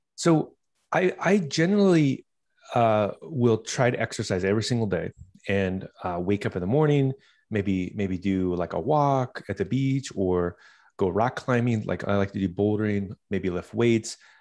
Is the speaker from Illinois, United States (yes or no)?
no; Southern California, United States; I started growing up in Southern California.